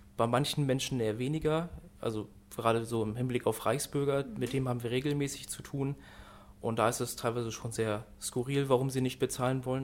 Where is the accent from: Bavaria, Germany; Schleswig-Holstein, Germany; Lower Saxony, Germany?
Schleswig-Holstein, Germany; Norddeich; ich komme aus Nordeich, also auch aus Dithmarschen